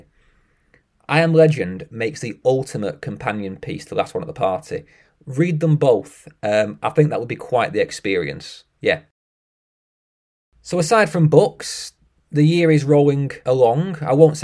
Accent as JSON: {"language": "English", "country": "United Kingdom", "said": "I'm British"}